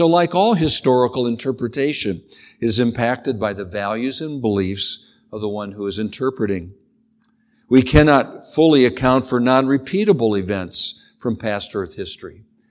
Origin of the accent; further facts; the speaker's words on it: Ohio, United States; But I do remember growing up in Northern Ohio, right by Lake Erie.